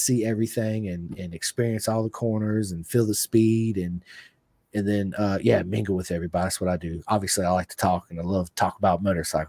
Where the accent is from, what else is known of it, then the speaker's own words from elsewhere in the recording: Virginia, United States; I was like, I'm from Virginia, man. It's my first time here.